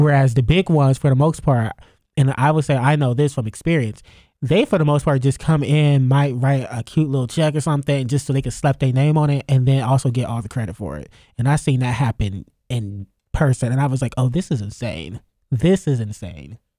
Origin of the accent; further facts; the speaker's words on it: Youngstown, Ohio, United States; moved away; back home, 'cause I'm from Youngstown